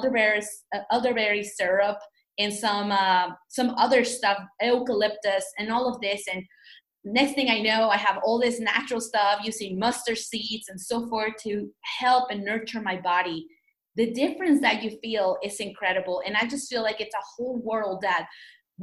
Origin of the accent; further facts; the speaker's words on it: Mexico; also born or lived in New York; now in United States; growing up in Mexico, you go to El Mercado